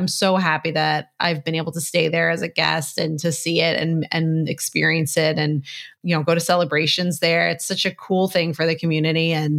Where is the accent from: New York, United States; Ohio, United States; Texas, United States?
New York, United States; Rockaway; I grew up in New York. I grew up in Queens. I grew up in Rockaway.